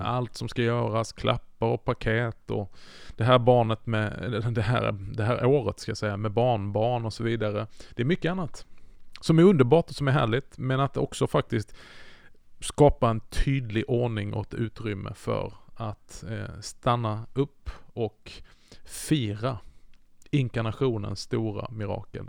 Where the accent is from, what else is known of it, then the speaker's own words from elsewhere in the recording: Skåne, Sweden; Jag är ju uppväxt i Skåne